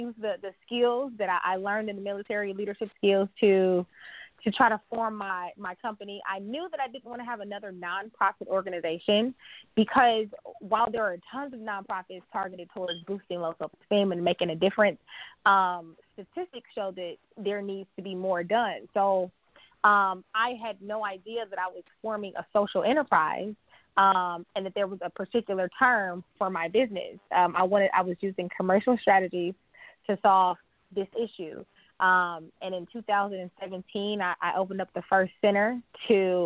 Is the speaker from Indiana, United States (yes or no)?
no; Milwaukee, Wisconsin, United States; moved away; I grew up in Milwaukee, Wisconsin